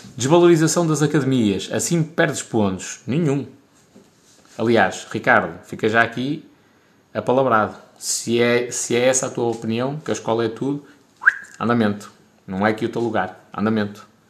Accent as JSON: {"language": "Portuguese", "country": "Portugal", "said": "sou de Portugal"}